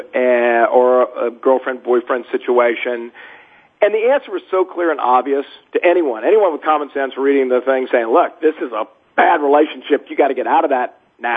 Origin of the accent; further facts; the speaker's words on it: New Orleans, Louisiana, United States; I'm from Louisiana, born in New Orleans.